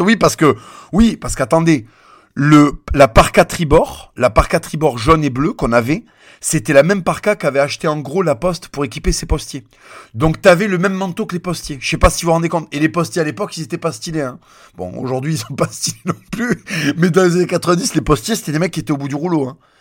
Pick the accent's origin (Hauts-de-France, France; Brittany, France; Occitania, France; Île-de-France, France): Occitania, France; Toulouse; born or raised there